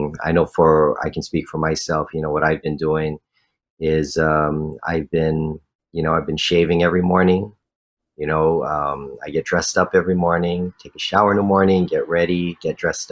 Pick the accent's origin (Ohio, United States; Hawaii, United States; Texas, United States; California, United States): Hawaii, United States; Honolulu; growing up in this community